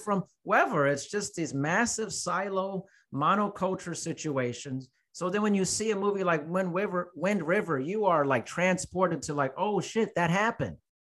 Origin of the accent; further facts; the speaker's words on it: United States; as an American